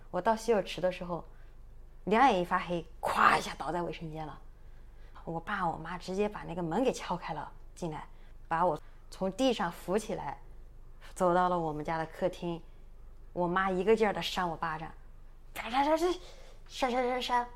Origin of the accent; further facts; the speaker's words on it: Sichuan, China; accent: Sichuanese; 我们四川话里边叫 娘娘